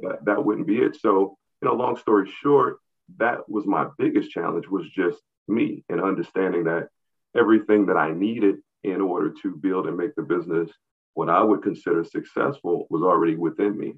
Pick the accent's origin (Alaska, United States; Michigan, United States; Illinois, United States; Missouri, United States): Missouri, United States; St. Louis; also born or lived in Atlanta, Georgia; growing up in the St. Louis region